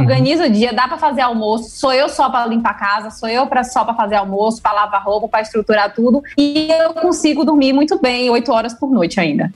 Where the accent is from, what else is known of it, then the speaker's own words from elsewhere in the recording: Salvador, Bahia, Brazil; Eu sou zootecnista formada aqui na Bahia, eu nasci aqui em Salvador mesmo.